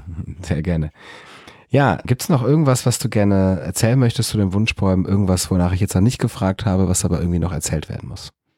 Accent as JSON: {"language": "German", "town": "Fröndenberg", "region": "North Rhine-Westphalia", "country": "Germany", "tie": "born or raised there", "said": "in meiner Heimatstadt in Frönnberg"}